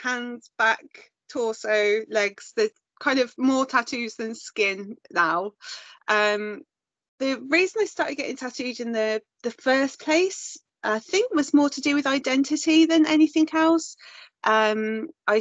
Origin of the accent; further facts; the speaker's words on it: Birmingham, West Midlands, United Kingdom; moved away as an adult; also born or lived in Wales; now in Malvern, United Kingdom; I'm from South Birmingham.